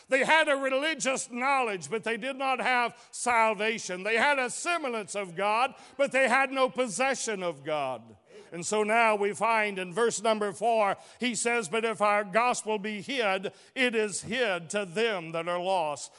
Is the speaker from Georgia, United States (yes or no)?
yes; Chatsworth, Georgia, United States; I was born in Chatsworth, Georgia